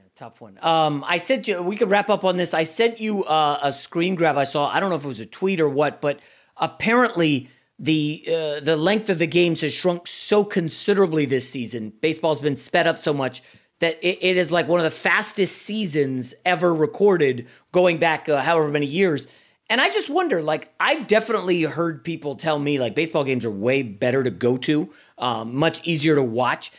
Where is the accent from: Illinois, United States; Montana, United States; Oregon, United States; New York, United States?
New York, United States; I was born in New York